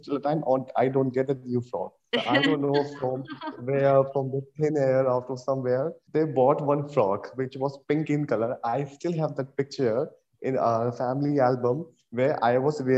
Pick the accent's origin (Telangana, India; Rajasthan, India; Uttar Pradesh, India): Rajasthan, India; Jaipur; now in Gurgaon, India; I'm basically from Jaipur, Rajasthan, but now I'm settled in Gurgaon, Delhi, NCR.